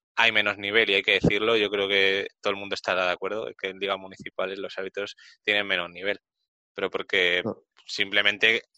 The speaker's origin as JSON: {"language": "Spanish", "region": "Community of Madrid", "country": "Spain", "said": "yo soy del norte de Madrid"}